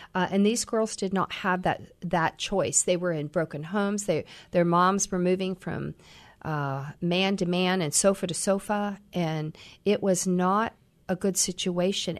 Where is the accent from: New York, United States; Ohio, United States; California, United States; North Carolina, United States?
Ohio, United States; Troy; also born or lived in Missouri; now in Columbus, United States; I grew up in Ohio